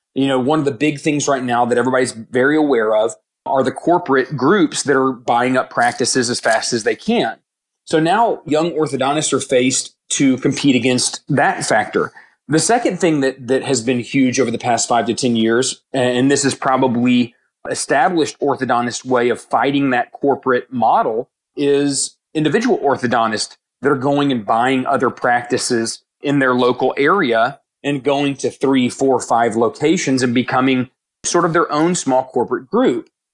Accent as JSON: {"language": "English", "town": "Houston", "region": "Texas", "country": "United States", "tie": "born or raised there", "lives_now": "Dallas, United States", "said": "I grew up in Houston"}